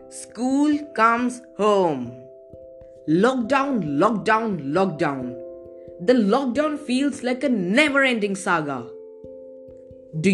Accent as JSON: {"language": "English", "country": "India", "said": "from India"}